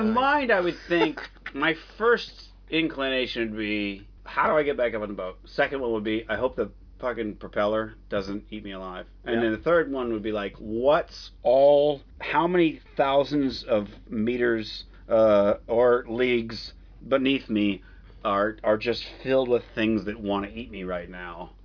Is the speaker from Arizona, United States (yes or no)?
yes; Phoenix, Arizona, United States; I grew up in Phoenix.